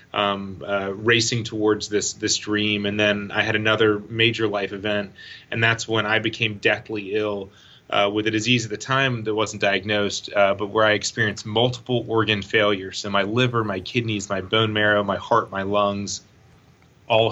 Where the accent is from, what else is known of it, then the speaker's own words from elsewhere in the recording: Raleigh, North Carolina, United States; moved away as an adult; I grew up in Raleigh, North Carolina